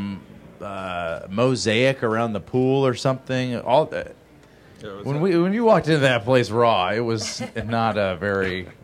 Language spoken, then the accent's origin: English; Atlanta, Georgia, United States; I'm from Atlanta, Georgia, but I went to college in Ohio for 4 years